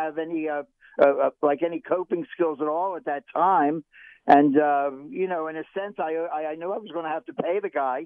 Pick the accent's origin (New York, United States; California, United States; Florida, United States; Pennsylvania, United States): Pennsylvania, United States; Philadelphia; Where I grew up in Philadelphia